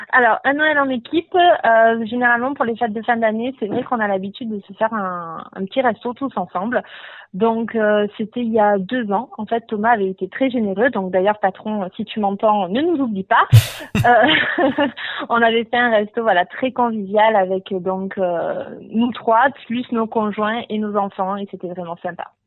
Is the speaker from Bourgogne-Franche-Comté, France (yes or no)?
no; Marseille, Provence-Alpes-Côte d'Azur, France; je suis originaire de Marseille à la base